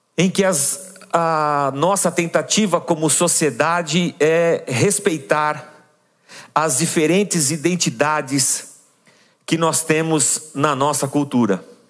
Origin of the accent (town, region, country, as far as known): São Paulo, Brazil